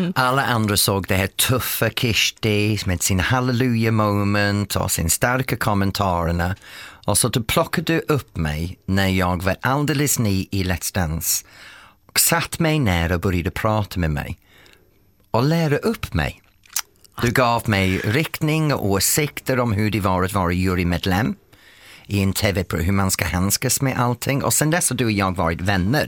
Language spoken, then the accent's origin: Swedish; England, United Kingdom; Swedish is a second language; moved away as an adult; now in Sweden; som invandrare till Sverige, jag har, ja. äh, även som engelsman